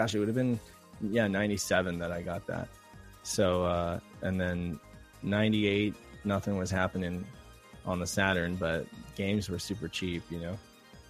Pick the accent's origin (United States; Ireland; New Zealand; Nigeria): United States; Reno, Nevada; now in San Diego, United States; I'm from San Diego, California. I grew up in Reno, Nevada.